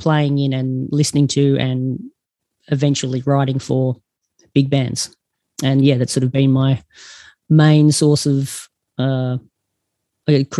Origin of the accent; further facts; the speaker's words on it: Geelong, Victoria, Australia; now in Perth, Australia; I grew up in Geelong